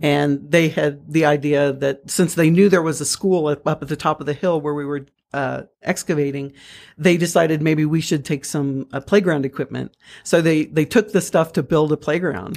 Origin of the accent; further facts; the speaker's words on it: Missouri, United States; I'm from Missouri. I'm a Missouri mule